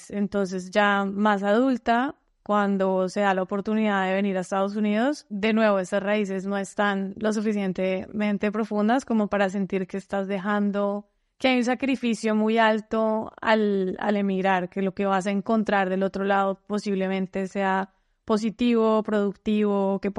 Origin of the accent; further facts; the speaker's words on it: Cali, Valle del Cauca, Colombia; also born or lived in Bogotá; now in United States; soy colombiana, nací en Cali, mis papás me mudaron mucho de Bogotá a Cali, entonces estuve como entre las dos ciudades.